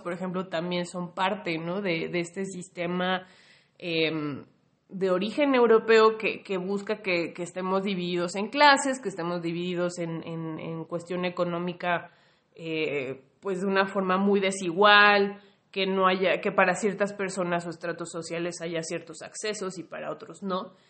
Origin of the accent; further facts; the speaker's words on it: Mexico; yo como mexicana, mexicane más bien